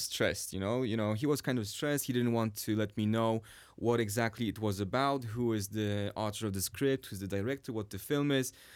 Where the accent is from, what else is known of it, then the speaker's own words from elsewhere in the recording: Sweden; English is a second language; now in Warsaw, Poland; I was actually raised in Sweden